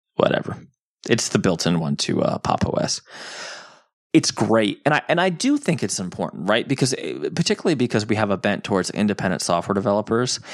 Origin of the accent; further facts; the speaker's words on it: New Jersey, United States; I'm from New Jersey